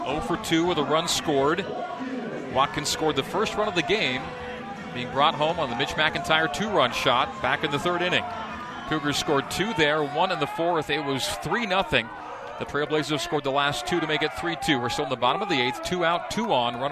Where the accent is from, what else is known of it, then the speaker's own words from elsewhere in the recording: Canada; I grew up in Canada, so Blue Jays and Expos naturally